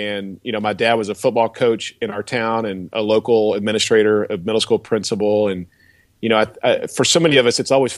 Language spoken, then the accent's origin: English; Bristow, Oklahoma, United States; I grew up in just outside of Tulsa in a little town called Bristow